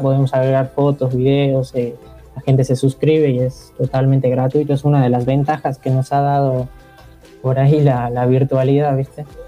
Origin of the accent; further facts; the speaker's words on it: Bolivia; moved away as an adult; now in General Roca, Argentina; nací en Bolivia, hace 6, 7 años que estoy viviendo acá en Roca